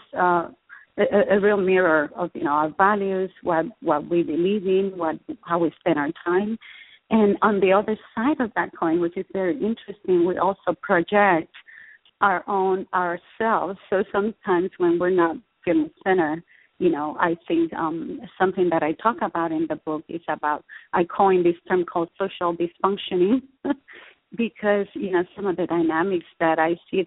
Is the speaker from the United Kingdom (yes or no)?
no; Puerto Rico; now in Austin, United States; I was raised in Puerto Rico to very loving to a wonderful family